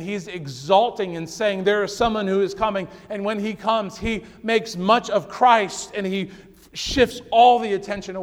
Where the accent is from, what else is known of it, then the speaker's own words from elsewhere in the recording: Connecticut, United States; I grew up in Connecticut